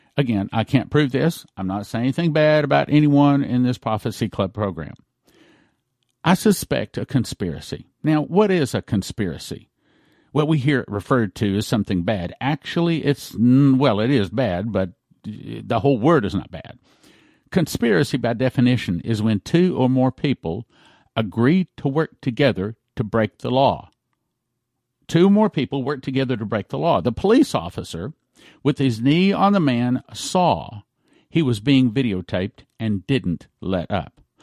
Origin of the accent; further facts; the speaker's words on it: Texas, United States; as a Texan